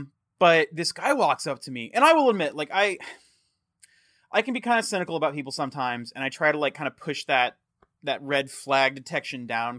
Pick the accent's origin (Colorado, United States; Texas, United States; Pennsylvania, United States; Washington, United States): Texas, United States; also born or lived in Fort Worth; I grew up in a reclamation community in Texas. I was born in Fort Worth. And yeah, like I'm a yokel.